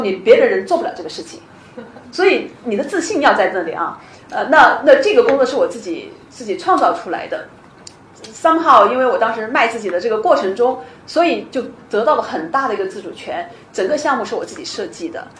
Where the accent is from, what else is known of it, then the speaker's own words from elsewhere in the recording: China; now in Seattle, United States; 我是一个中国人，我一直在卖我是中国人，我懂中国这一点